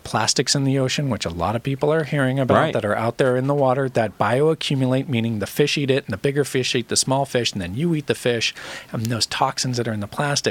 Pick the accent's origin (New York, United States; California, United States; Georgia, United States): California, United States; Orange County; I grew up in Orange County.